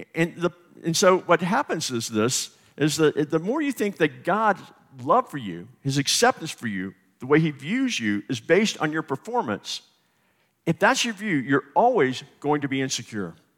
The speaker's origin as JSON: {"language": "English", "region": "the South", "country": "United States", "said": "I'm from the South"}